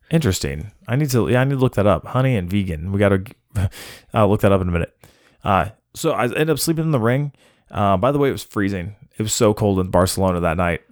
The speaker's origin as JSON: {"language": "English", "country": "United States", "said": "I'm American"}